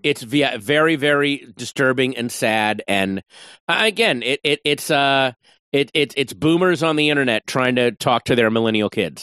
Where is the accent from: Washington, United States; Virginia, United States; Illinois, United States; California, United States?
Virginia, United States; Northern; moved away as an adult; now in Los Angeles, United States; a suburban Northern Virginia boy